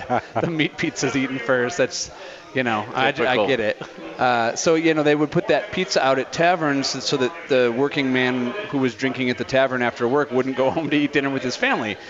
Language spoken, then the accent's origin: English; Chicago, Illinois, United States; born or raised there; now in Denver, United States